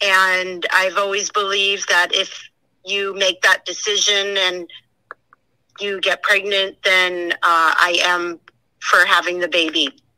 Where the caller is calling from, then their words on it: Imperial Beach, California, United States; I'm calling from Imperial Beach, California